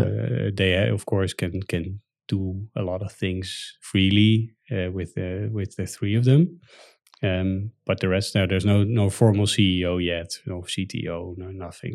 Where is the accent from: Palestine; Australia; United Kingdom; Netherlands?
Netherlands; As a Dutch citizen